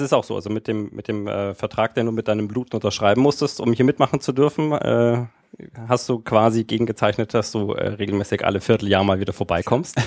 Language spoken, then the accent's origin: German; Erlangen, Bavaria, Germany; ich kann das Fränkische überhaupt nicht und ich bin hier auch geboren